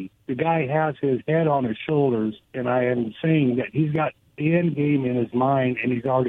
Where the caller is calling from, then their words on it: Goldendale, Washington, United States; This is … again from Goldendale.